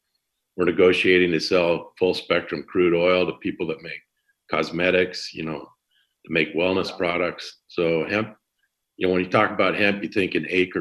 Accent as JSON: {"language": "English", "region": "Washington", "country": "United States", "tie": "born or raised there", "also_born_or_lived": "Montana / Illinois / California", "moved": "as an adult", "lives_now": "Santa Cruz, United States", "said": "I grew up in Washington State, predominantly. Okay. I'm from Montana originally. Okay. I have four children. I kind of spread my time around. I live down in Santa Cruz most of the time. Okay. I have an house up in the East Bay, San Francisco."}